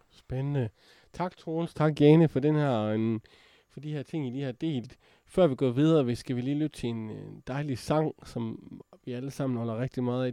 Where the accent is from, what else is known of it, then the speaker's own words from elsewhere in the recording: Jutland, Denmark; accent: Jutlandic; jeg er jo fra Jylland